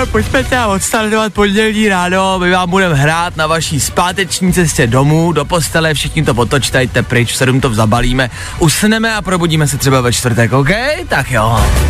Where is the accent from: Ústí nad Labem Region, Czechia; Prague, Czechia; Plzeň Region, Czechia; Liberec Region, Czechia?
Plzeň Region, Czechia; Plzeň; já jsem z Plzně